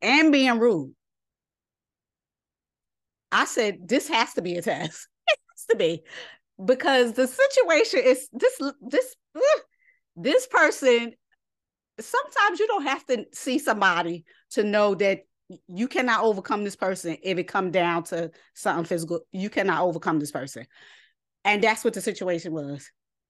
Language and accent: English; New York City, New York, United States; I grew up in New York City. I stay ready.